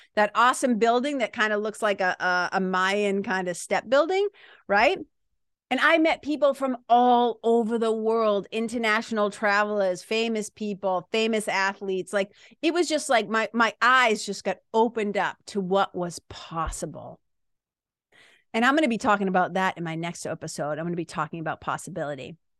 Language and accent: English; Lawrence, Massachusetts, United States; accent: Boston accent / Lawrence accent; moved away as an adult; now in New Hampshire, United States; I was a kid from Lawrence, Mass, going to B U